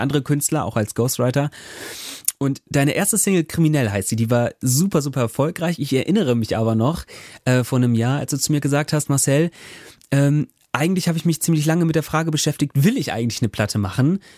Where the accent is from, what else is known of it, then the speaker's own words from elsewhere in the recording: Germany; now in Bremen, Germany; von Bremen aufs Land in meine Heimat